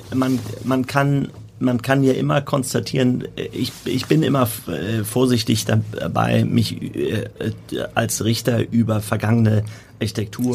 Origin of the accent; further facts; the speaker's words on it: Hamburg, Germany; als Hamburger